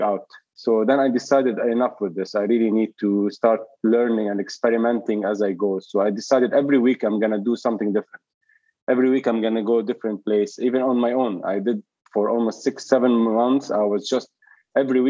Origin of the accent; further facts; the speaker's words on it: Zahle, Beqaa, Lebanon; moved away as an adult; also born or lived in Sydney, Australia; now in Dubai, United Arab Emirates; I'm from Lebanon, from Zahle, and it's like a city in the mountains, more like a big village or let's say a small city. And I lived there till I was like 17, 18, almost 99% of my time